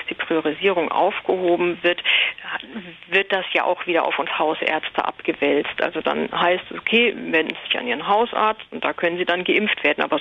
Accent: Hesse, Germany; Ähm, ich komme aus Hessen, ähm, im Umkreis von Frankfurt, nordöstlich

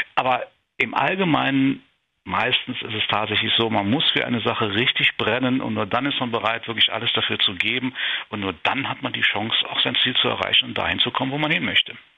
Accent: Saarburg, Rhineland-Palatinate, Germany; hier in Saarburg, in meiner Heimat

